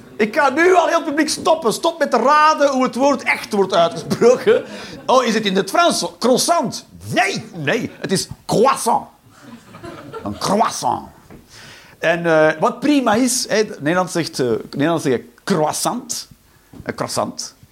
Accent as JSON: {"language": "Dutch", "region": "Flanders", "country": "Belgium", "moved": "as an adult", "lives_now": "Netherlands", "said": "ik ben een Belg"}